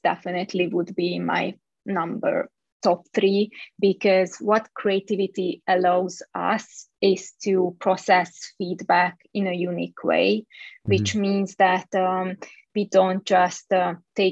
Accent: Budapest, Hungary; moved away as an adult; also born or lived in Bay Area, California; I was born and raised in Hungary, in Budapest

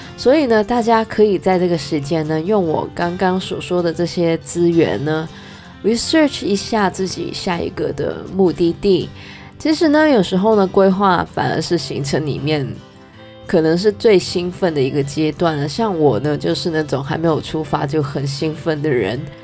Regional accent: Canada; 虽然我是加拿大人，但是我还真的没有去过Montreal

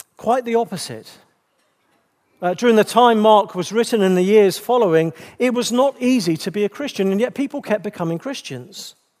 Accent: England, United Kingdom; being English

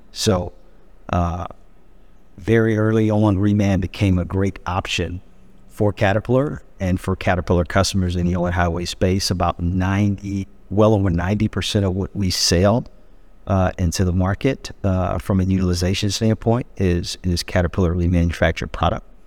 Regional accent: Peoria, Illinois, United States; moved away as an adult; I'm born and raised to a Peorian

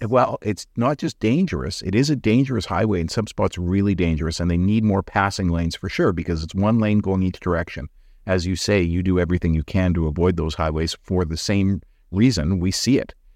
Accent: Alberta, Canada; now in British Columbia, Canada; I'm from Alberta.

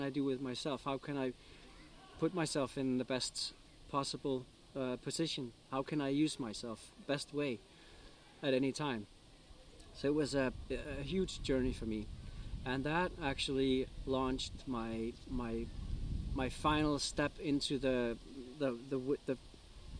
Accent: Greenland; moved away as an adult; now in Denmark; I'm a guy from Greenland.

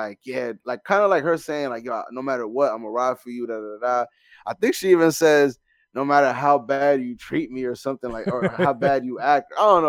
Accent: Canada; I'm a Canadian. So I was like, hold on, this is an actual song.

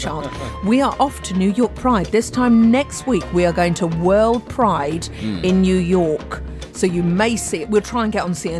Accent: Tunbridge Wells, South East England, United Kingdom; I was brought up in Tunbridge Wells in a semi-detached.

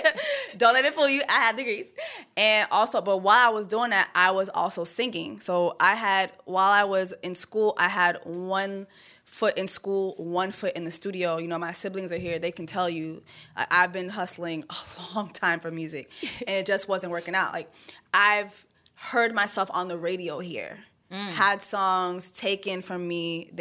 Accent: Miami, Florida, United States; first language French; English is a second language; also born or lived in Canada; I'm from Miami, Florida. Like I went to Sable Palm Elementary.

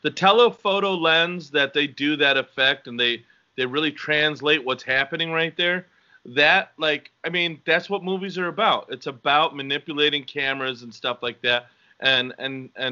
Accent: Winfield, Illinois, United States; I'm Mexican and I was born in Winfield, Illinois

